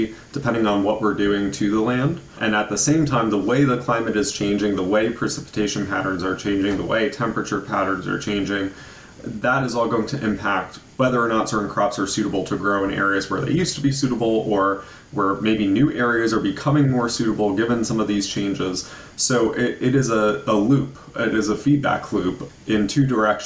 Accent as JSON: {"language": "English", "area": "Hudson Valley, Ulster County", "region": "New York", "country": "United States", "tie": "born or raised there", "said": "growing up in the Hudson Valley, I grew up around farmland"}